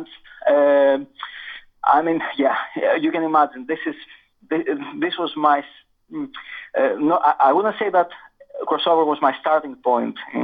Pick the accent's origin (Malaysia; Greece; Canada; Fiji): Greece; also born or lived in Manchester / Siena; now in Luton, United Kingdom; originally I'm from Greece. I'm Greek.